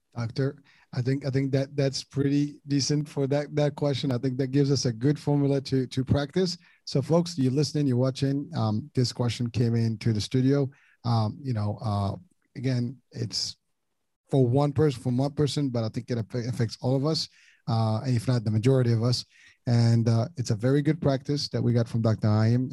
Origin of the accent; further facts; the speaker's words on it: Morocco; moved away; I grew up in Morocco